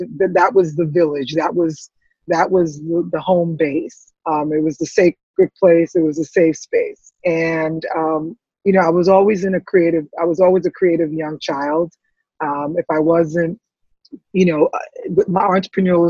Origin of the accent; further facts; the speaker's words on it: New York City, New York, United States; also born or lived in Antigua / St. Croix; I grew up in the Bronx